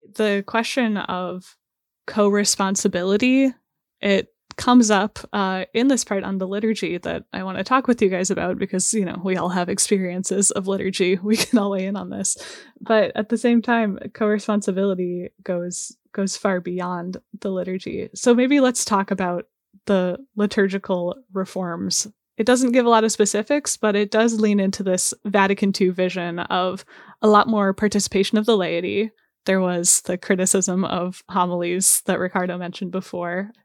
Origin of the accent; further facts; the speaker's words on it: St. Louis, Missouri, United States; I was growing up in the Archdiocese of Saint Louis